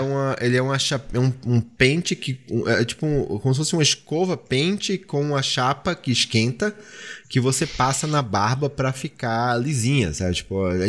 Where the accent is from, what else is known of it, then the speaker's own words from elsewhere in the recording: Pernambuco, Brazil; na minha terra